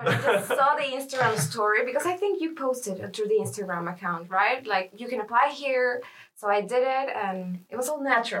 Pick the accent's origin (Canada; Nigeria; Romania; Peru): Peru; now in Lund, Sweden; I'm from Peru, I'm 25 years old